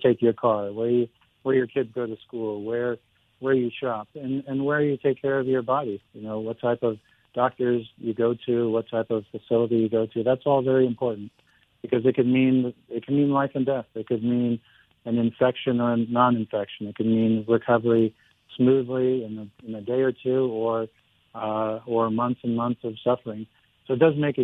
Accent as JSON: {"language": "English", "town": "Glendale", "region": "California", "country": "United States", "tie": "born or raised there", "also_born_or_lived": "Vermont / San Diego / Newport Beach", "said": "I was born in Glendale, grew up in Glendale, and high school and all that in Glendale"}